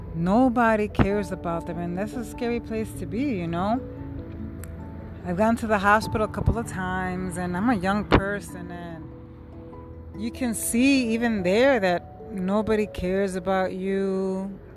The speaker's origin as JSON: {"language": "English", "town": "New York City", "region": "New York", "country": "United States", "said": "I'm from New York City"}